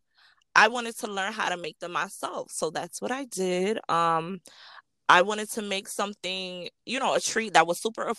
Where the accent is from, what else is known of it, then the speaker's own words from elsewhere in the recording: Rochester, New York, United States; I am from Rochester, New York